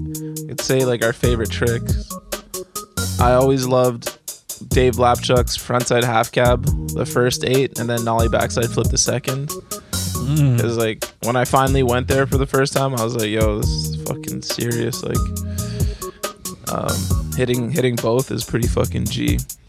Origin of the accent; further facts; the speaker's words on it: Ottawa, Ontario, Canada; I'm from Ottawa, so you may be aware of the archive spot.